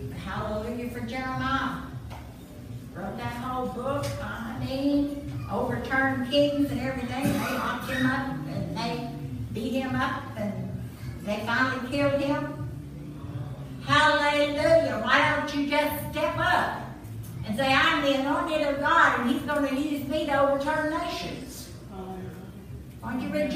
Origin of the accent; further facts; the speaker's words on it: Southeast Missouri, United States; now in Texas, United States; I grew up in Southeast Missouri